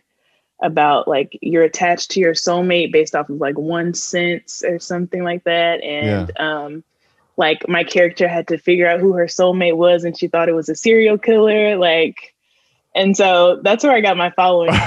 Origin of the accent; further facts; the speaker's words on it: Mississippi, United States; I'm from Mississippi